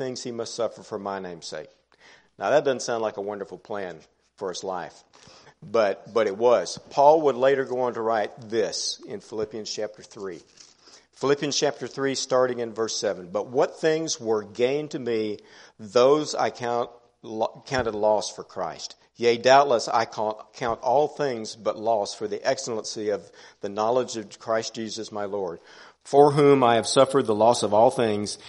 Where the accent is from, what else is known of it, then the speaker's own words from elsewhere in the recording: Houston, Texas, United States; I grew up here in Houston, went to Waltrip High School, grew up in the Oak Forest area off of 610-290